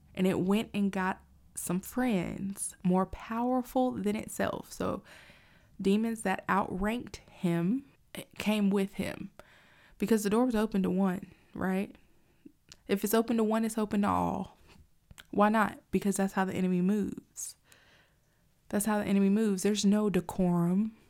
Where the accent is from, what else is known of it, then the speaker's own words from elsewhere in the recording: United States; as an American citizen